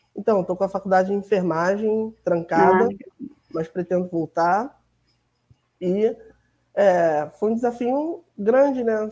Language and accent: Portuguese; Rio de Janeiro, Brazil; sou do Rio de Janeiro, moro em Milópolis, na Baixada Fluminense